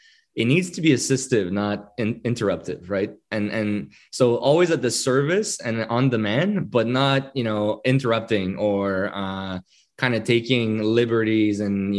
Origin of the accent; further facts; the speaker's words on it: Quebec, Canada; right? So you can imagine it's a French Canadian, it's a Quebecois name. Being French Canadian